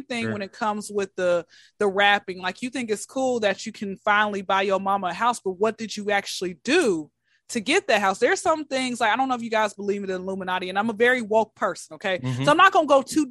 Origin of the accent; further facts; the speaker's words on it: Atlanta, Georgia, United States; Atlanta, born and raised